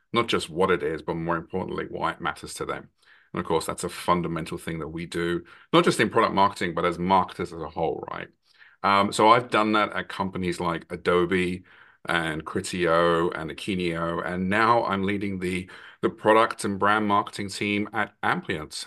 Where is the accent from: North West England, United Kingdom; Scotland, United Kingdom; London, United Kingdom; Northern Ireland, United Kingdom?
London, United Kingdom; now in Massachusetts, United States; I'm originally from London, England, but I now live in, in Massachusetts in the U S A. Been here for a long time now